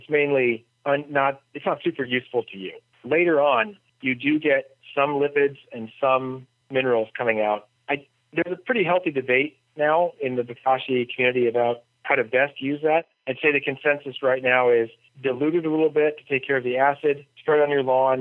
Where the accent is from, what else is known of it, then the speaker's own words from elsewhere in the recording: United States; As an American